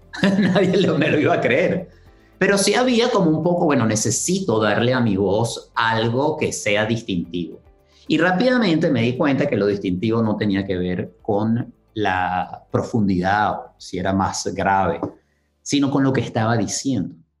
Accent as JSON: {"language": "Spanish", "town": "Caracas", "region": "Capital District", "country": "Venezuela", "tie": "born or raised there", "said": "crecí en Caracas"}